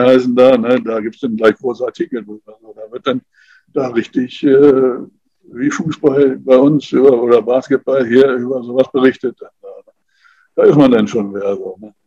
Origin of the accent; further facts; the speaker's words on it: Germany; hier bei uns in Deutschland